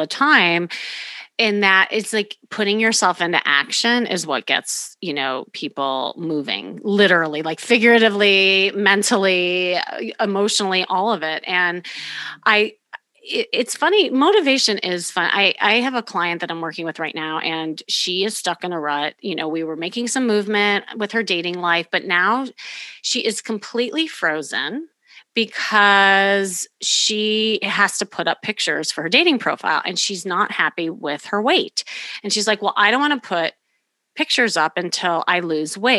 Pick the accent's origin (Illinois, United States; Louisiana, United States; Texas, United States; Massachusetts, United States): Illinois, United States; Chicago; now in Los Angeles, United States; I'm from Chicago